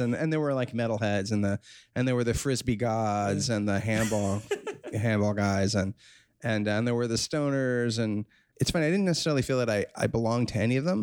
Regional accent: New York City, New York, United States; I'm born and raised in New York City, and I'm class of 1988. I grew up on the Upper West Side

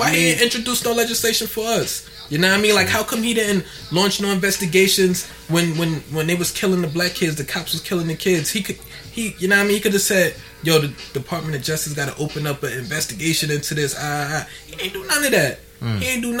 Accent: United States; I'm a patriot. I'm American.

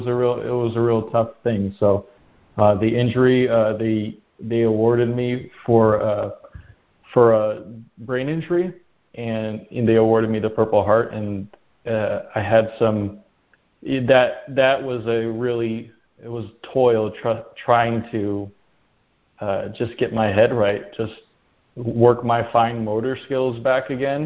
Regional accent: Rockford, Illinois, United States; moved away as an adult; I grew up in Illinois, in a town called Rockford.

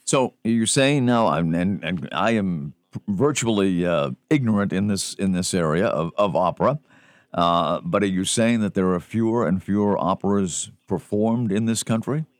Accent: Boston, Massachusetts, United States; I was growing up in the Boston area

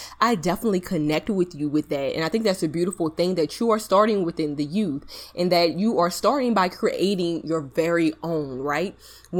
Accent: Napoleonville, Louisiana, United States; also born or lived in Baton Rouge, Louisiana; now in New Orleans, United States; I'm currently in New Orleans, Louisiana. I am from Louisiana, but I'm from a small rural town, Napoleonville, Louisiana.

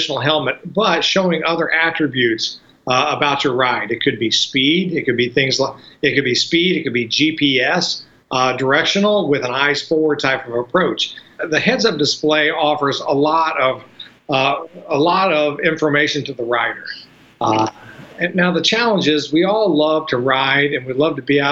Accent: Louisville, Kentucky, United States; now in Georgia, United States; it's north of Mason-Dixon. Kentucky. Louisville, okay. Kentucky

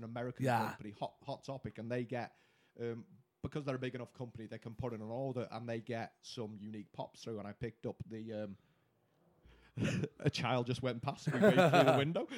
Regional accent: Wales, United Kingdom

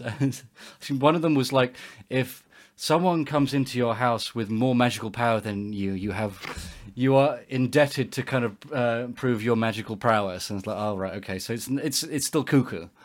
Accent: England, United Kingdom; we grew up in England

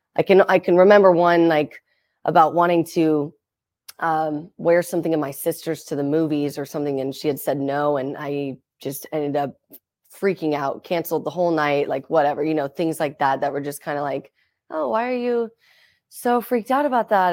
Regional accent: Seattle, Washington, United States; also born or lived in Las Vegas, Nevada; I grew up in Seattle, Washington

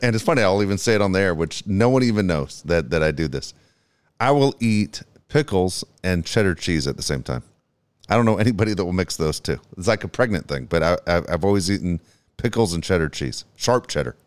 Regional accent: California, United States; I'm from California.

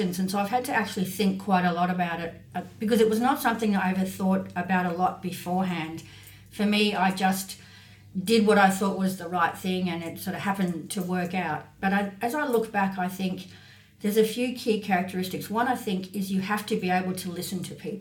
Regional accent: North Queensland, Australia; moved away as an adult; also born or lived in Sydney; I grew up in North Queensland, where the career prospects for that sort of thing are obviously relatively narrow

